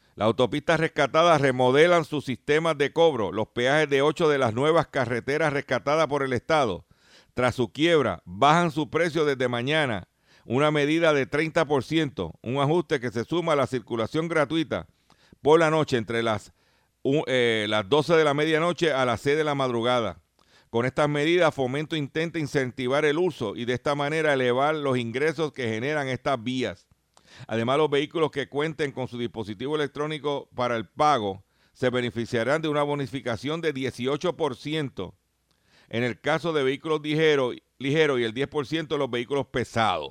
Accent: Lares, Puerto Rico; yo no soy de Barcelona. Yo soy de Lares.

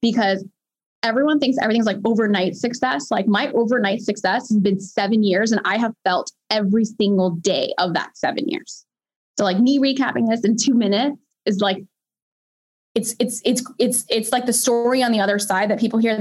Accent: Pakistan; I'm a Pakistani 5-foot woman

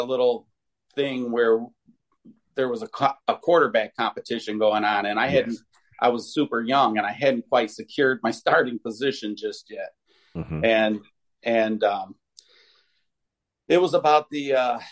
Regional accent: Toledo, Ohio, United States; I grew up in the Scott district

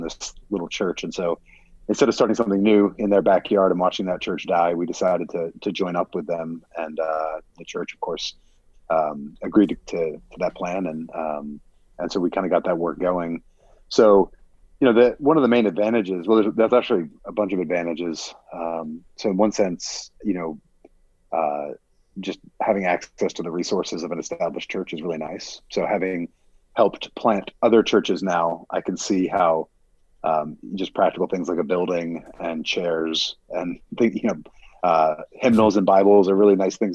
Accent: Pennsylvania, United States; moved away as an adult; also born or lived in Washington, D.C.; now in Sterling, United States; After college, went up to Westminster Theological Seminary back in my hometown

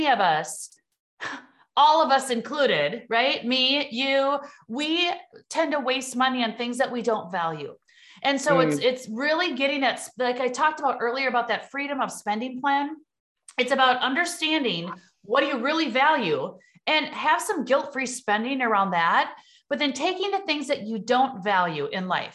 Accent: Midwest, United States; accent: Midwest; you hear my Midwest accent

